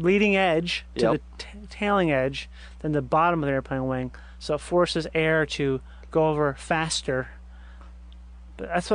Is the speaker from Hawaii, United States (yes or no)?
no; Rochester, Minnesota, United States; We grew up in Rochester, Minnesota, home of the Mayo Clinic